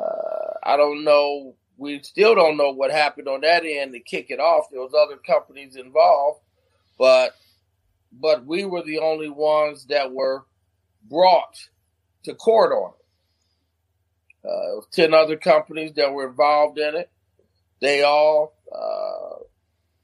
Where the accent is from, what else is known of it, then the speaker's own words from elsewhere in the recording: Flint, Michigan, United States; moved away as an adult; now in DMV area, United States; I'm from Flint